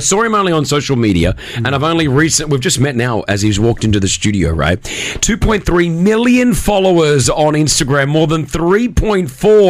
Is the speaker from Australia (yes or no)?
yes; Sydney, New South Wales, Australia; moved away as an adult; now in Dubai, United Arab Emirates; even growing up in Sydney, you know, I grew up in Australia, but I'm Lebanese.